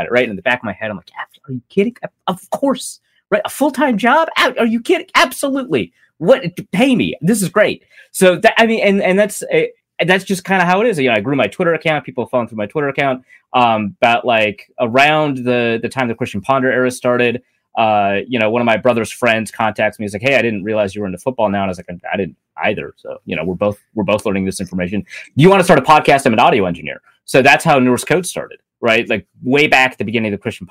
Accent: North Dakota, United States; moved away; also born or lived in Minnesota; So I was born and raised in North Dakota, lived in Minnesota for most of my life.

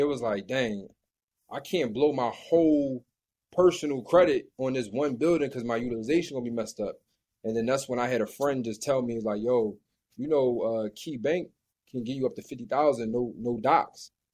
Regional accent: Philadelphia, Pennsylvania, United States; I'm from Philly

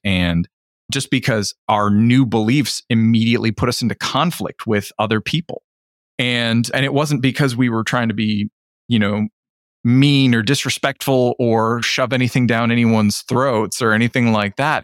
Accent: Ontario, Canada; a good Canadian who didn't live in Toronto

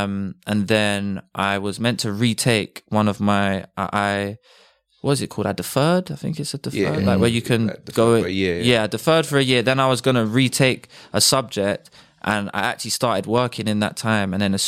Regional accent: Bromley, London, United Kingdom; I grew up in Bromley, and I went to school in Bromley as well.

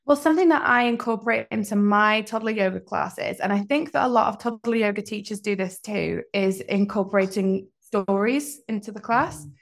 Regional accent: Leeds, Yorkshire and the Humber, United Kingdom; also born or lived in Oxford / London / Scotland; now in Hong Kong; I'm from the UK originally, from all over. Lived in Oxford, London. I grew up in Leeds, and most recently, I'm from Scotland

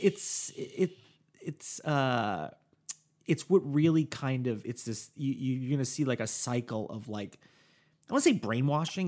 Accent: New Jersey, United States; moved away; my home state of New Jersey

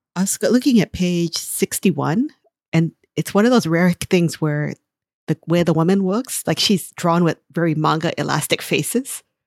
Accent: Hawaii, United States; I grew up in Hawaii, and there is a Hawaii that you can see by going to only to the beaches and Waikiki, and then there's the everyday Hawaii where I live

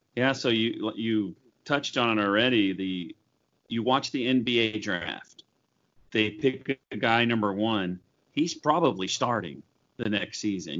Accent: Oklahoma, United States; I grew up in Oklahoma

